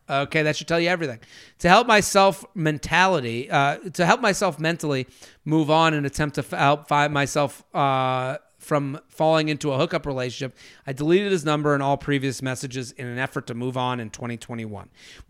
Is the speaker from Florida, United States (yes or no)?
yes; Fort Lauderdale, Florida, United States; I'm from Fort Lauderdale, so we do have outdoor drinking options down here.